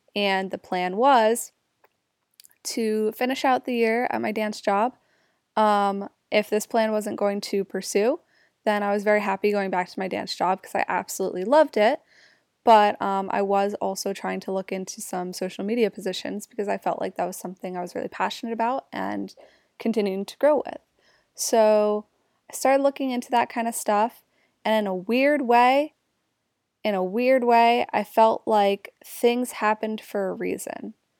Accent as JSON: {"language": "English", "area": "Jersey Shore", "region": "New Jersey", "country": "United States", "tie": "born or raised there", "also_born_or_lived": "Newark, New Jersey", "said": "Grew up at the Jersey Shore"}